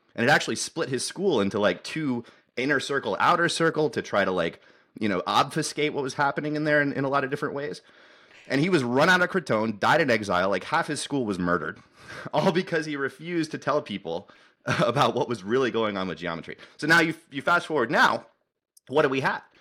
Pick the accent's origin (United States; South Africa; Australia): United States; I'm an American engineer